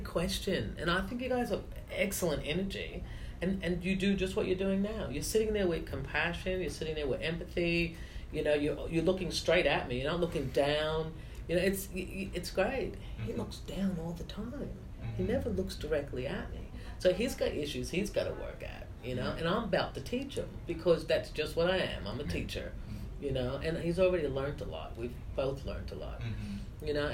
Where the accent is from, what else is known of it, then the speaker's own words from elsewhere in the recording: United States; moved away; I have all my family in the States